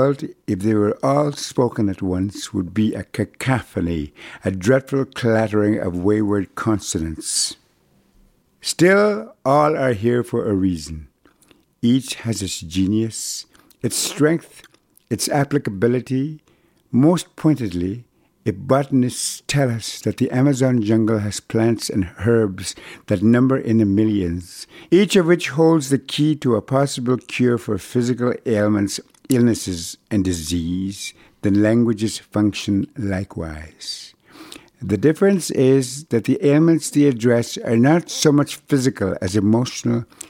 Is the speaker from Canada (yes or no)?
yes; Brochet, Manitoba, Canada; first language Cree; English is a second language; moved away; arrive in my hometown of Old Broche until the summer of 1973, when I was 21. Too late for me to lose my language, which is how and why my Cree survived unscathed.